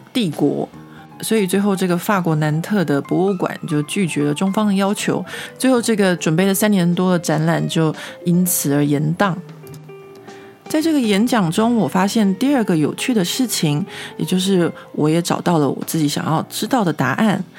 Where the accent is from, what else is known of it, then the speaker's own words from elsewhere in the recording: Taiwan; moved away as an adult; now in Paris, France; 像我们这种在台湾长大，没有什么被，呃，监视的经验的人